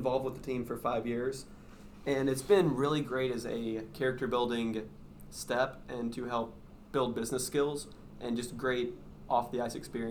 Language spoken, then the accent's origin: English; Jackson, Tennessee, United States; I'm from Jackson, Tennessee